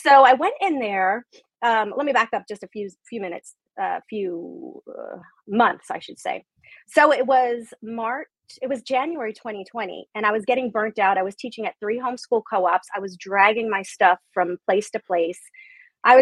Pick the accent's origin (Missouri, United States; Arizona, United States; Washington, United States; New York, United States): New York, United States; I'm Italian from New York